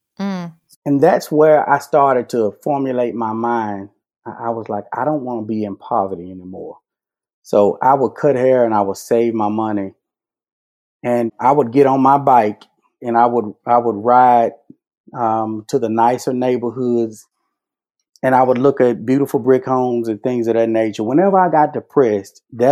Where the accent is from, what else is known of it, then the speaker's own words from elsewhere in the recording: Vicksburg, Mississippi, United States; now in Southaven, United States; when I grew up in Vicksburg, I started cutting hair at 11 years old